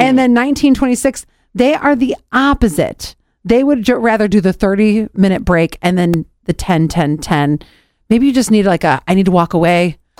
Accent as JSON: {"language": "English", "town": "Cleveland", "region": "Ohio", "country": "United States", "said": "I'm from Cleveland, Ohio."}